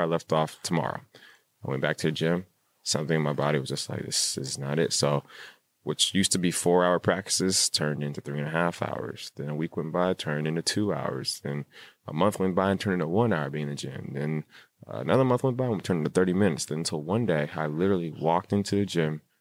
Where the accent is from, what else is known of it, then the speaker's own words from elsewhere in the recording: Rancho Cucamonga, California, United States; I grew up in Rancho Cucamonga in the suburbs